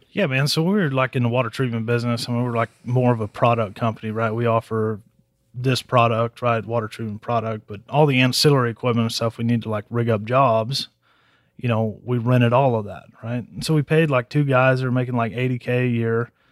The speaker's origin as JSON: {"language": "English", "town": "Harlingen", "region": "Texas", "country": "United States", "tie": "born or raised there", "also_born_or_lived": "Stephenville, Texas", "moved": "as an adult", "lives_now": "San Antonio, United States", "said": "I grew up in Harlingen down in the valley."}